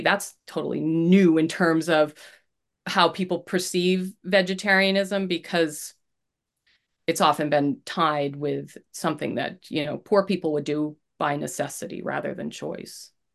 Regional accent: Maine, United States; I grew up in Maine

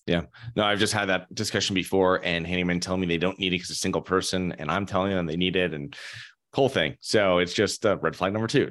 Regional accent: Connecticut, United States; moved away; I'm originally from Connecticut

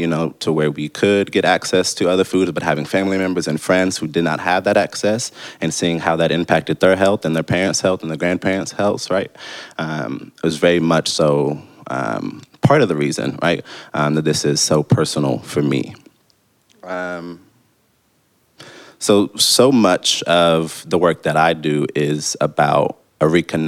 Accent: Oklahoma City, Oklahoma, United States; I'm from Oklahoma City

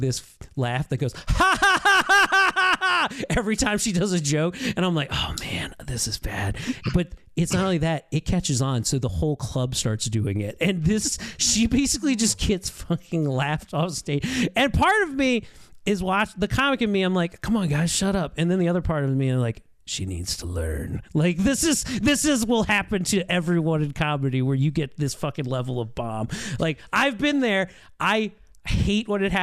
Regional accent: Baltimore, Maryland, United States; I'm from Baltimore.

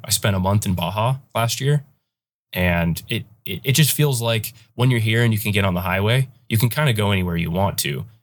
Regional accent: Chugiak, Alaska, United States; growing up in Alaska

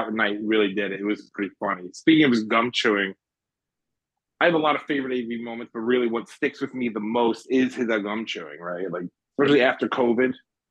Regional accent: Cleveland, Ohio, United States; I'm from Cleveland.

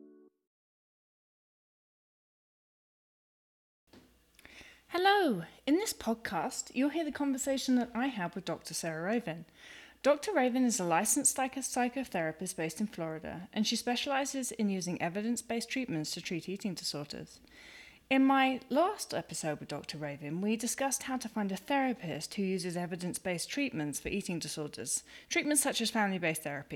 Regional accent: United Kingdom; I'm British

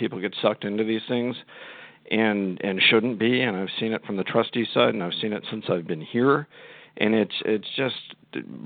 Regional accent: Midwest, United States; moved away as an adult; also born or lived in St. Louis, Missouri / Rarotonga, Cook Islands; I'm originally from the Midwest, practiced law there for decades

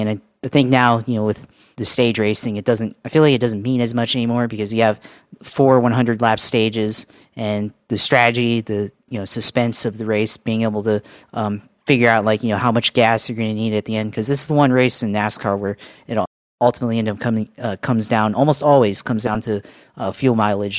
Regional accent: United States; growing up in America

